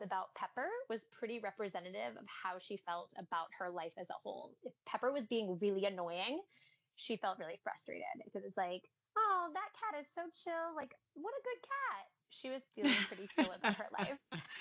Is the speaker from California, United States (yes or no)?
no; New Orleans, Louisiana, United States; being born and raised in New Orleans